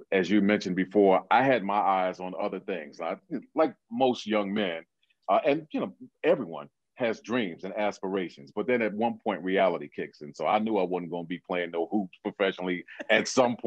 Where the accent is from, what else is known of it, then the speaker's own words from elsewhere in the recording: New York City, New York, United States; I came back to Brooklyn, which is where I'm from, and I transferred to Brooklyn College